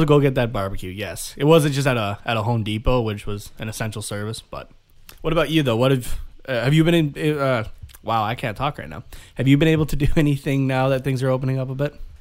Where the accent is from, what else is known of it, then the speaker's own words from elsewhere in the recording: Canada; we're from Canada